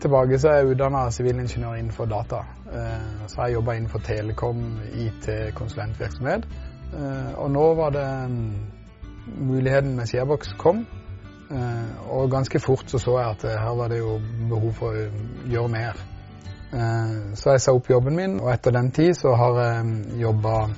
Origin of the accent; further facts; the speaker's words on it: Grimstad, Agder, Norway; Jeg er fra Grimstad